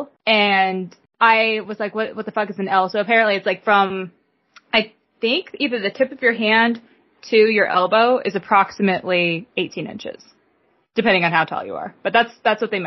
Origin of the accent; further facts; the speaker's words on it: United States; I'm that American